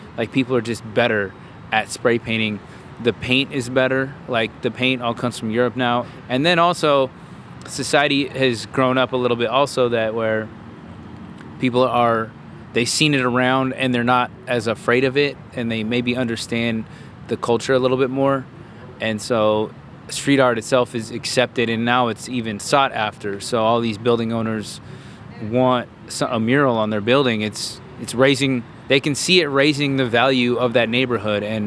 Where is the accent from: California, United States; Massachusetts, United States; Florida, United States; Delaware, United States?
California, United States; Bay Area; growing up in the Bay Area, Berkeley, Oakland, Newark, Fremont area is where we all